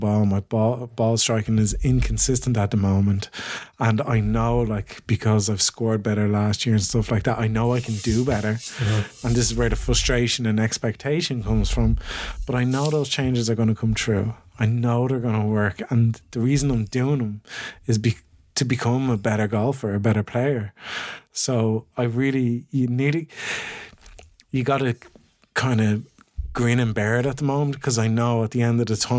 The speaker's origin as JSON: {"language": "English", "country": "Ireland"}